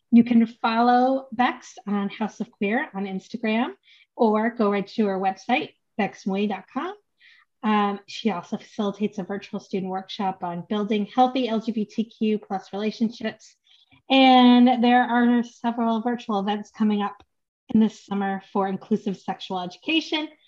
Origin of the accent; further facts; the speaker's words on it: United States; No, I'm American, but uh, Polish and Chinese.